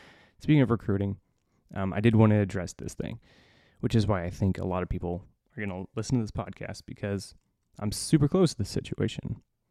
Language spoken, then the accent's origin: English; Indiana, United States; I was raised, you know, in the Midwest. I was raised in Northern Indiana. I was raised very strict Catholic.